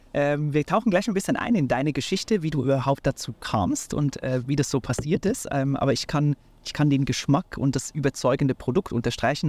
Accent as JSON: {"language": "German", "country": "Switzerland", "moved": "yes", "said": "ich bin heute in meiner Heimat, äh, der Schweiz"}